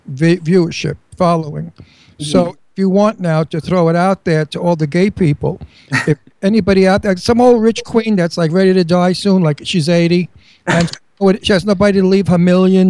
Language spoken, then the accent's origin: English; New York City, New York, United States; I was born in Brooklyn and raised there.